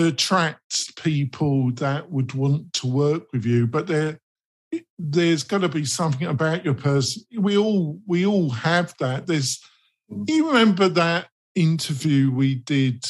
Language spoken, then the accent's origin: English; England, United Kingdom; I'm English